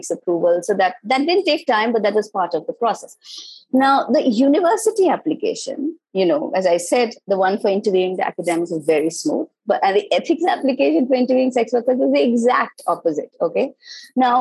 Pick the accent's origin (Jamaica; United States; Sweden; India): India; moved away; I was myself from India